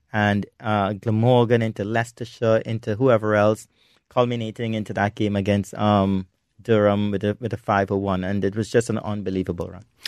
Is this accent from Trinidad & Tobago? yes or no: yes; Trinidad & Tobago; in Trinidad and Tobago, which is my hometown